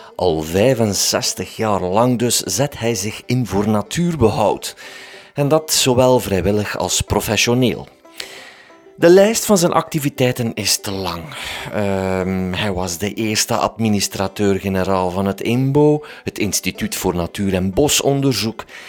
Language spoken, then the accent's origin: Dutch; Waasland, Flanders, Belgium; ik kom van het Waasland